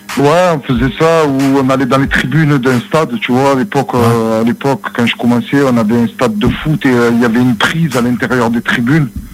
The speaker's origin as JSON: {"language": "French", "town": "Marseille", "region": "Provence-Alpes-Côte d'Azur", "country": "France", "said": "je viens de Marseille"}